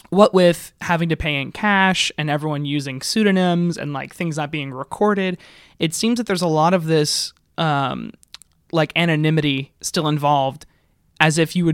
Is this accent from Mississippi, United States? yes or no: yes; Mississippi, United States; I come from Mississippi. I know all about agribusiness